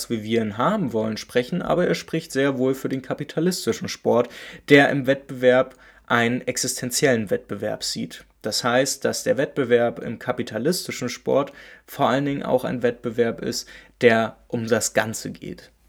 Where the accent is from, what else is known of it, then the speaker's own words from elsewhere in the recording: Berlin, Germany; Ich komme aus Berlin-Köpenick und wie die meisten ja wissen, bin ich auch Union-Fan.